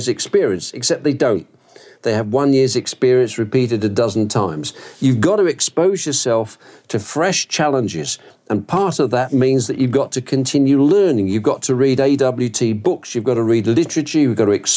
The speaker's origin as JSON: {"language": "English", "region": "England", "country": "United Kingdom", "also_born_or_lived": "Southeast Asia", "accent": "Brit", "moved": "as an adult", "lives_now": "Georgia, United States", "said": "I'm English originally."}